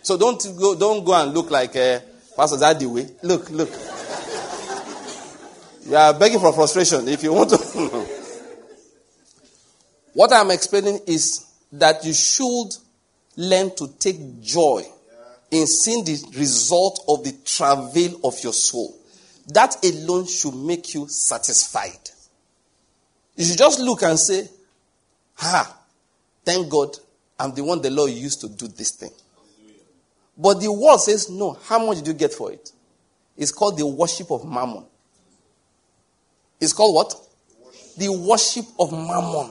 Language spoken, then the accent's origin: English; Nigeria; I'm from Nigeria